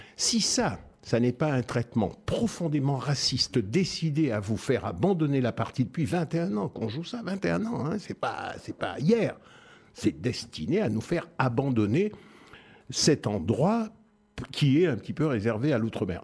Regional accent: France; moved away; Nous sommes Français et nous ne sommes pas traités comme les autres Français

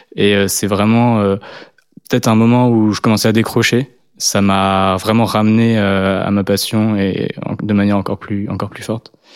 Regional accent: Le Havre, Normandy, France; now in Lyon, France; je viens d'une plus petite ville à la base. je viens du Havre

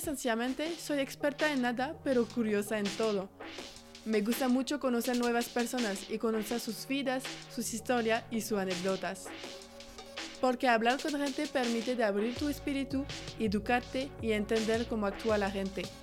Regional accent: France; Spanish is a second language; moved away as an adult; now in Guadalajara, Mexico; soy francesa, pero vivo en Guadalajara, México

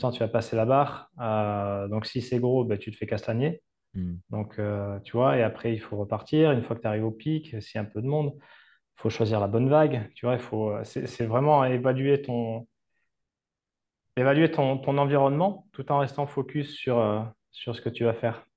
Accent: Capbreton, Nouvelle-Aquitaine, France; moved away as an adult; also born or lived in Seignosse / Val d'Isère / Malta; chez moi à Cabreton, sachant que chez moi, c'est très demandé touristiquement

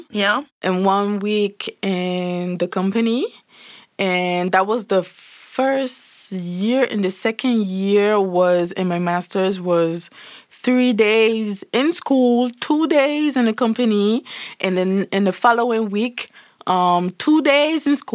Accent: St. Martin; I'm from Saint Martin. In Saint Martin, we speak French in English.

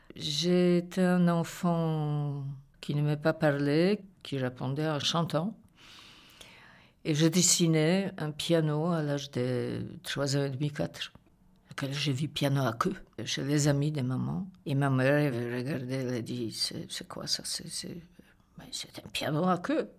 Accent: Poland; French is a second language; moved away as an adult; also born or lived in Paris / Belgium; now in Brussels, Belgium; Je suis une Polonaise

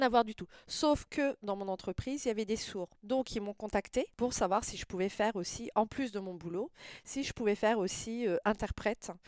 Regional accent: near Le Mans, Sarthe, Pays de la Loire, France; also born or lived in La Ferté-Bernard; je suis née au Mans, D'accord. dans la Sarthe, donc tout le monde connaît la ville. J'ai passé toute mon enfance dans une petite ville à côté du Mans, à 50 km du Mans à peu près, au taille sur ruine Donc j'ai grandi là

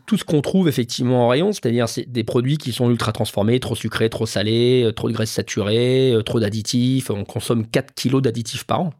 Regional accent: Lyon, Auvergne-Rhône-Alpes, France; moved away; j'ai grandi à Lyon

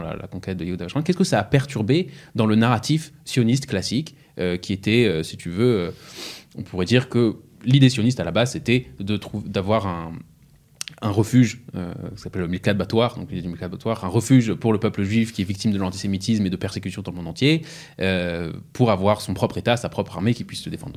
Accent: Strasbourg, Grand Est, France; j'ai grandi à Strasbourg

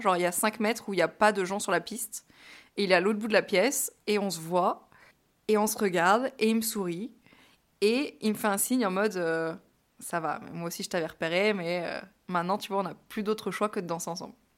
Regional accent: France; moved away as an adult; also born or lived in New York, United States; je suis une Française à New York

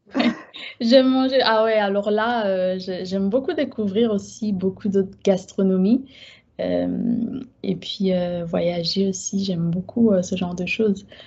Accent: Guadeloupe; moved away as an adult; also born or lived in Haiti; now in France; Je suis née en Guadeloupe, mes parents sont haïtiens, mais euh, j'ai été élevée vraiment, vraiment dans un cocon plutôt haïtien.

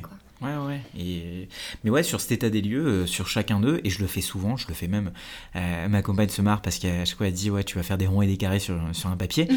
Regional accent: France; also born or lived in India; j'ai grandi en Inde, puis après, je suis, je arrivé en France, j'ai grandi en banlieue

